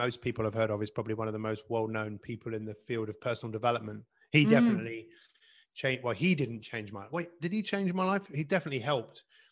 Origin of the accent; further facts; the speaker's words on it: London, United Kingdom; I grew up in Northwest London